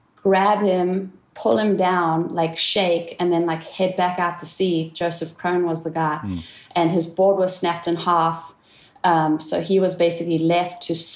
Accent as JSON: {"language": "English", "country": "South Africa", "tie": "born or raised there", "said": "the time that I grew up in South Africa"}